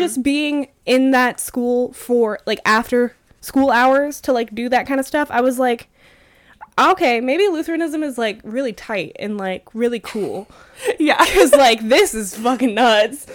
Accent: New Mexico, United States; growing up in New Mexico, oh, surrounded by uh so many Catholics

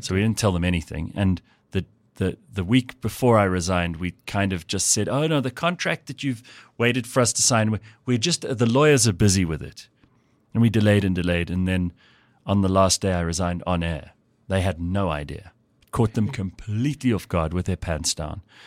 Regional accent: Pretoria, Gauteng, South Africa; also born or lived in KwaZulu-Natal / Sandton; was born in Pretoria, lived for the first few years on a farm near the Hartbeespoort Dam. Then we moved to um, KZN for a little while. I was at primary school there. Moved back here

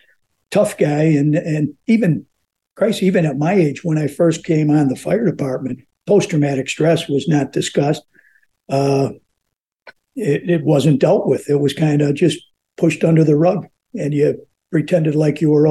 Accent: Chicago, Illinois, United States; I was born and raised in Chicago

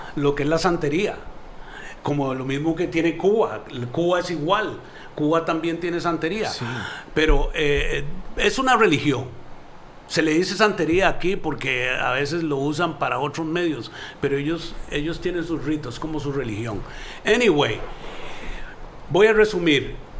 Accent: Costa Rica; moved away; also born or lived in New York; mi carrera empieza humildemente un en mi país de natal, Costa Rica

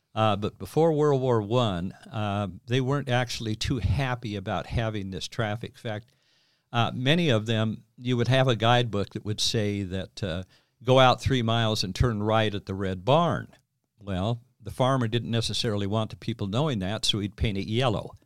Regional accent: Green River, Wyoming, United States; now in Nevada, United States; where I grew up in Green River

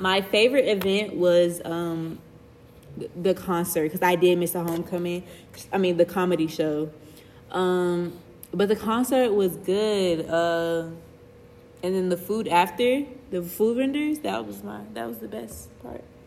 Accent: Atlanta, Georgia, United States; I am a first year computer science major hailing from Atlanta, Georgia

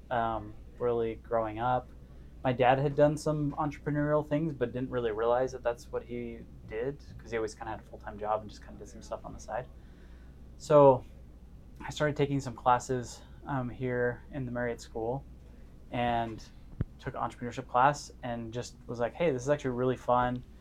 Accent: California, United States; also born or lived in Las Vegas / Cedar City; I grew up in Northern California in Las Vegas, went to high school down in Cedar City, Utah.

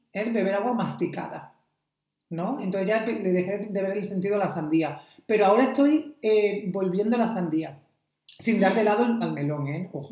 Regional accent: Almería, Andalusia, Spain; moved away; todos vienen de, mi pueblo aquí

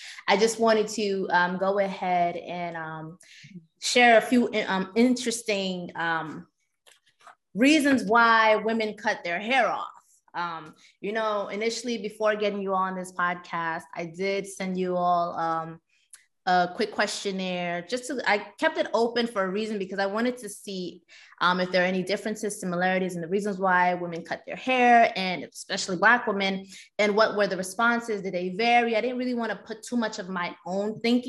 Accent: New York City, New York, United States; now in Queens, United States; I'm also originally from Brooklyn.

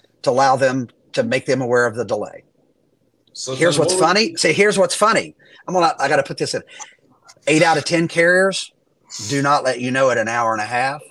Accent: West Virginia, United States; I'm from West Virginia

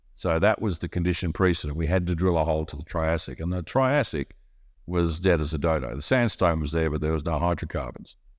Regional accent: Australia; now in Monaco

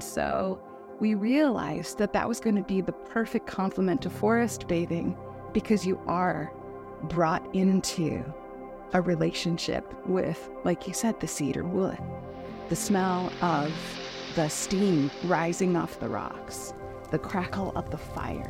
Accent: San Diego, California, United States; now in Minnesota, United States; I was raised in San Diego, California, which is a very temperate atmosphere. And but I was born in Minnesota

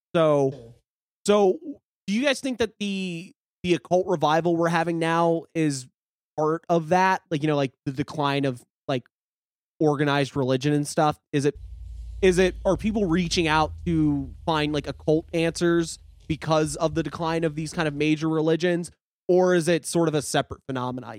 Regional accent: the South, United States; I grew up in the South where we had youth groups

